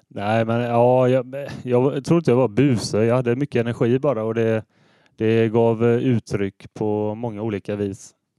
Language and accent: Swedish; Hålanda, Västra Götaland, Sweden; Jag är född i eh, Hålanda, så eh, jag är från kommunen. Eh, norra Ale kommun. Och jag bor i Hålanda ännu.